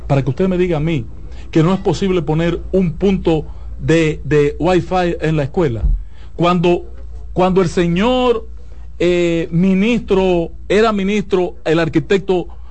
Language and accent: Spanish; Santiago, Dominican Republic; yo soy un aldeano de Santiago y poco ilustrado.